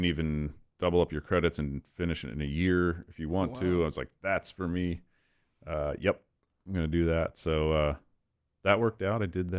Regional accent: Lititz, Pennsylvania, United States; right in my backyard where I grew up in Lititz.

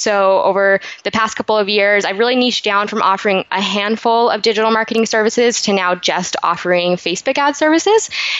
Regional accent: Salt Lake City, Utah, United States; now in San Diego, United States; I was actually born and raised in Salt Lake City, Utah.

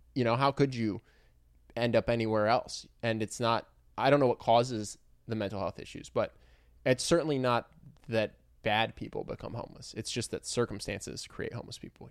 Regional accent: Philadelphia, Pennsylvania, United States; my hometown

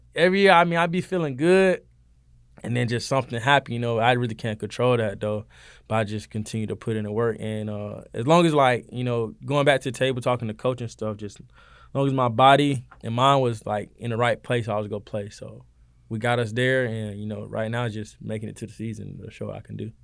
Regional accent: Valdosta, Georgia, United States; moved away as an adult; now in Statesboro, United States; I'm from Valdosta, Georgia. You know what I'm saying? Down south Georgia, boy

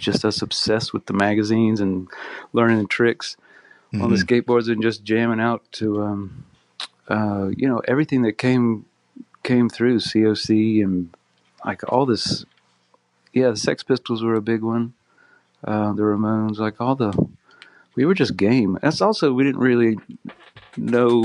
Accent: South Carolina, United States; I was growing up in South Carolina, pretty far from Southern California

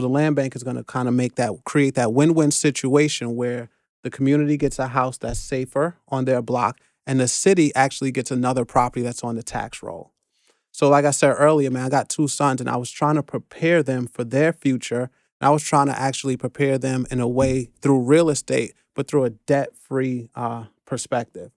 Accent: New York City, New York, United States; also born or lived in Flatbush, Brooklyn; I'm born and raised in the Bronx, but I got a brownstone on Flatbush

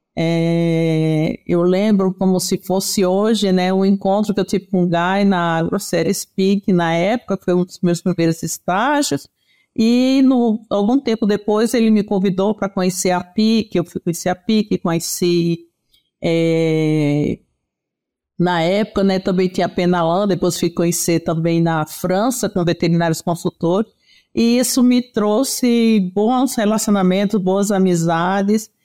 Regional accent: Pernambuco, Brazil; moved away as an adult; now in São Paulo, Brazil; sou pernambucana, nordestina, oxente. Embora há 40 anos em São Paulo

